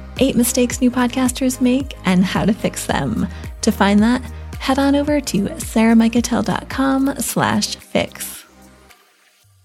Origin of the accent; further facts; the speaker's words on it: New England, United States; I grew up in New England and we call grinders grinders